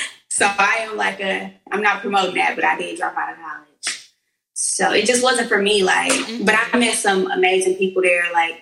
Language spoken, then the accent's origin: English; Milwaukee, Wisconsin, United States; now in Atlanta, United States; Okay, I'm from Milwaukee, Wisconsin, but I reside in, it's an echo here, but I reside in Atlanta now.